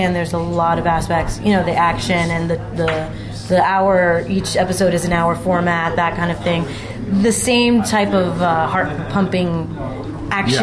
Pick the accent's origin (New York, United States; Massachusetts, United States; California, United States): New York, United States; I am such a New Yorker